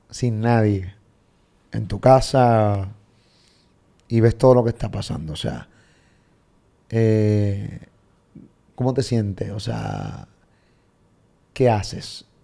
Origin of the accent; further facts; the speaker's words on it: Medellín, Antioquia, Colombia; now in France; Yo vengo de Medellín, acá